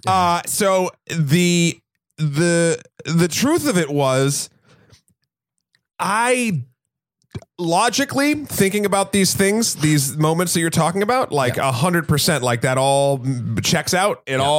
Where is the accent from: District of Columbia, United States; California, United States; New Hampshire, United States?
New Hampshire, United States; Like, I'm from New Hampshire. We have fireworks.